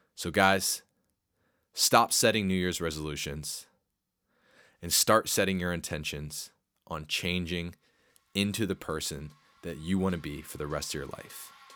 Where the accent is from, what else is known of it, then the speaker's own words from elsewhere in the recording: Harrisburg, Pennsylvania, United States; my hometown of uh, Harrisburg